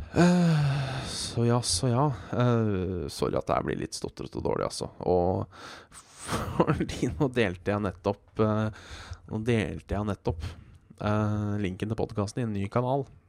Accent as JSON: {"language": "Norwegian", "town": "Hønefoss", "region": "Buskerud", "country": "Norway", "tie": "born or raised there", "said": "jeg kommer fra Hønefoss"}